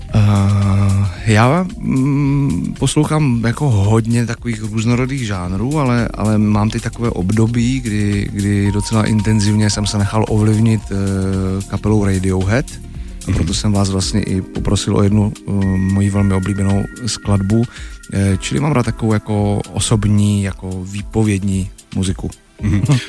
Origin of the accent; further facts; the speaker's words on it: Czechia; u nás v Čechách